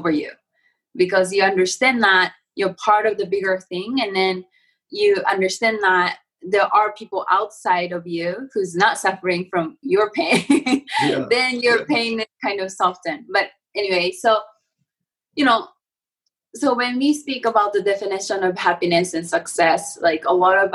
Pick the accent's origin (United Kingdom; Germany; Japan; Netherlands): Japan; I'm from Japan and I have this like a Zen sort of way of upbringing